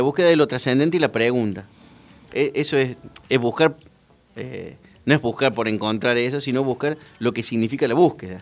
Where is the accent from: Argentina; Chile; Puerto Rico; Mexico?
Argentina; Córdoba; moved away; como todo cordobés